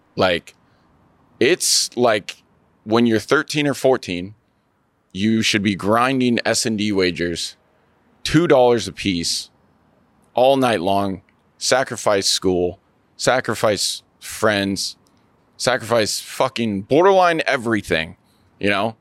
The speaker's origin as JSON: {"language": "English", "town": "Seattle", "region": "Washington", "country": "United States", "said": "I'm from Seattle, Washington"}